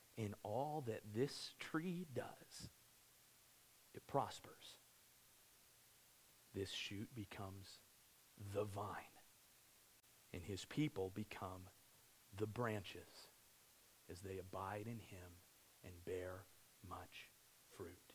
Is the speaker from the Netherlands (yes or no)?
no; Cortez, Colorado, United States; I grew up near Cortez, Colorado